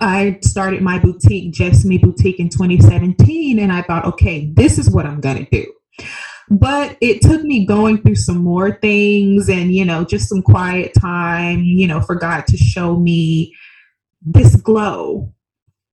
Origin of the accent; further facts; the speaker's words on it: Birmingham, Alabama, United States; moved away as an adult; also born or lived in Seattle, Washington; now in Scottsdale, United States; I originally was born and raised in Birmingham, Alabama. So I'm a Southern country girl at heart